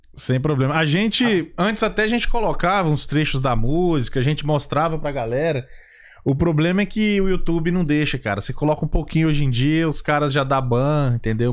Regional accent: Brasília, Federal District, Brazil; moved away; Eu sou de Brasília, né? Pelo menos na região que eu morava

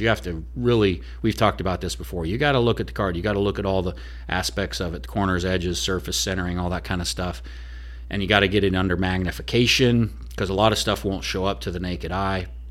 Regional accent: Oregon, United States; now in Nashville, United States; I'm originally from Oregon

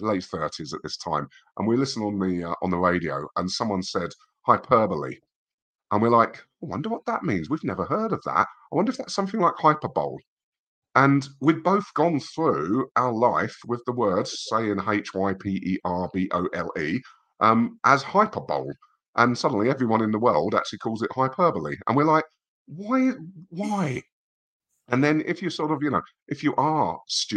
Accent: England, United Kingdom; as an English person

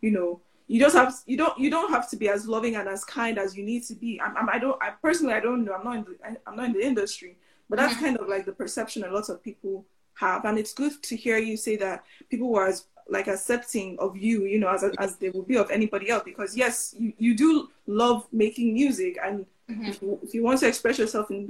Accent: Lagos, Nigeria; moved away as an adult; now in Switzerland; I grew up in Lagos.

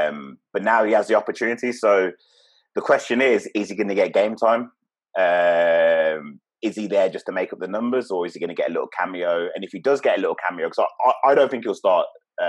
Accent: England, United Kingdom; Okay, as an Englishman

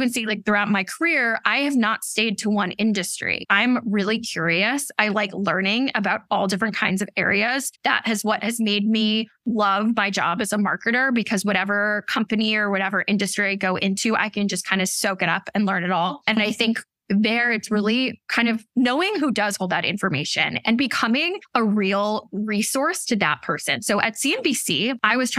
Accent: outside of Boston, Massachusetts, United States; moved away as an adult; also born or lived in Washington, D.C.; now in Brooklyn, New York, United States; I grew up outside of Boston

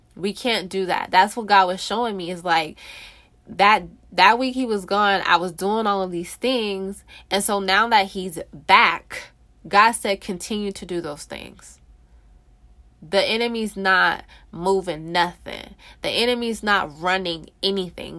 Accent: California, United States; moved away as an adult; now in Texas, United States; I'm from California

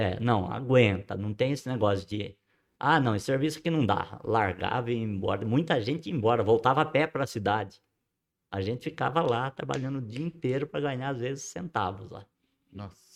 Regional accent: Ibitinga, São Paulo, Brazil; also born or lived in Borborema; eu não nasci em Bitinga, eu não sou cidadão ibitinguense no papel, sou Sim. de coração

